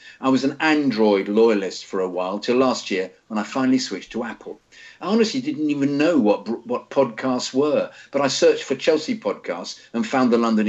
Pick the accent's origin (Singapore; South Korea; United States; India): India; I was born and raised in India, and it was back in 2001 too they started broadcasting the Premier League properly in India.